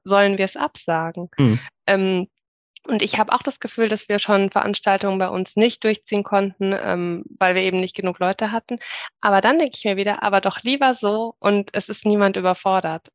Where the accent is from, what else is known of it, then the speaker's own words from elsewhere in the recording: Munich, Bavaria, Germany; now in Augsburg, Germany; ich bin als Kind in eine freie evangelische Gemeinde gegangen, in München, also auch in der Jugendzeit